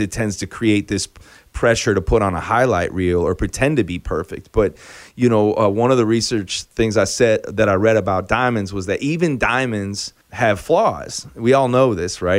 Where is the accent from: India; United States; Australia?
United States; Chicago, Illinois; now in Nashville, United States; I grew up in Chicago